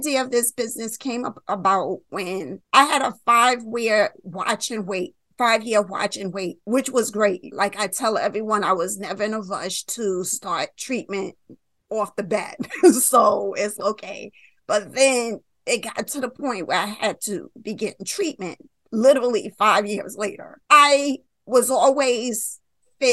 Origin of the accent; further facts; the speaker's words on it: New York, United States; I'm from New York